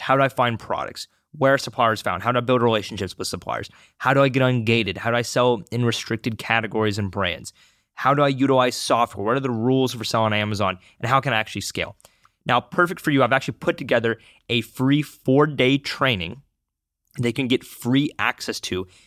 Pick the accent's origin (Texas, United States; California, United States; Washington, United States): Washington, United States; Seattle; I grew up in the Seattle, Washington